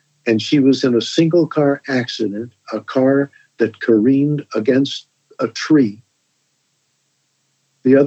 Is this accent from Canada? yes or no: no; Columbia, Missouri, United States; growing up in Missouri